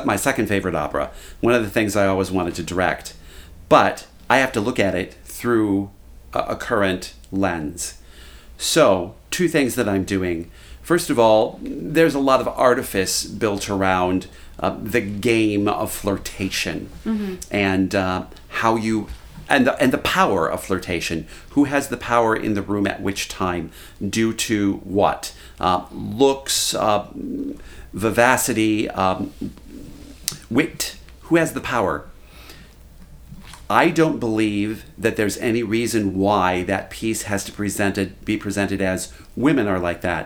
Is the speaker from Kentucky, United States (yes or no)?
yes; Kentucky, United States